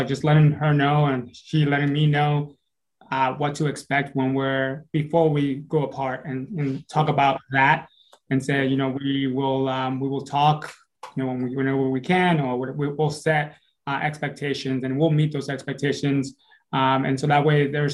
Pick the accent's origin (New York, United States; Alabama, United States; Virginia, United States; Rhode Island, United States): Rhode Island, United States; Providence; moved away as an adult; also born or lived in Dominican Republic / New Jersey; I lived in, from the age of 9 to the age of 17, I lived in Rhode Island